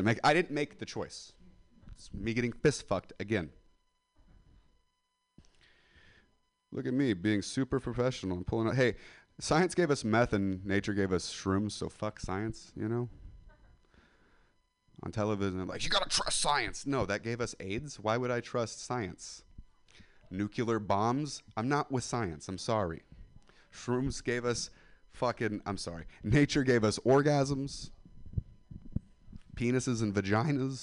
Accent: Central Valley of California, United States; I'm from the Central Valley of California. It's like Stockton, Modesto

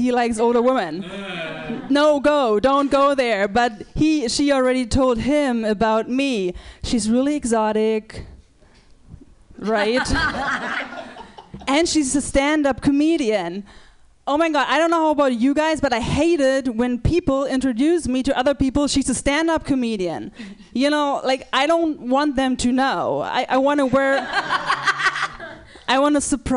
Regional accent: Germany; I'm from Germany

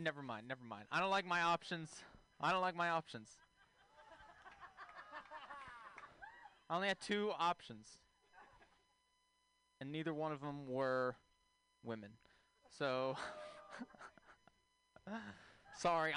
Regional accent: Texas, United States; moved away; I'm from Texas originally.

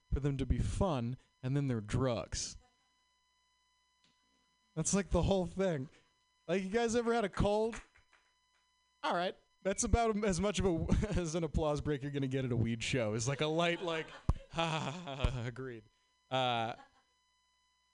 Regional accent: Boston, Massachusetts, United States; moved away; I'm from Boston

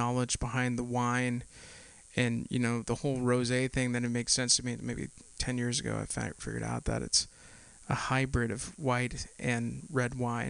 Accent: Castro Valley, California, United States; I'm from Castro Valley, San Ramon, just right there on the borderline, where the cows and the Chevron headquarters.

